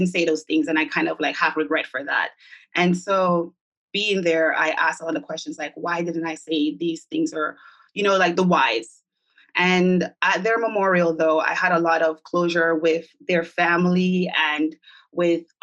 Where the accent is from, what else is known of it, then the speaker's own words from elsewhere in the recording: Jamaica; now in New York, United States; I'm from Jamaica, the diaspora of Jamaica, although I've been here for about 20 years living in New York.